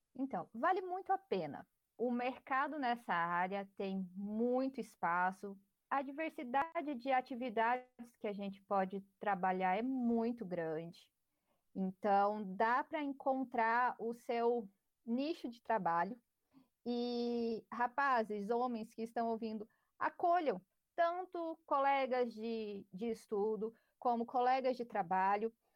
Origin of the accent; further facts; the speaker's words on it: Palmas, Tocantins, Brazil; eu sou aqui da região, eu sou aqui de Palmas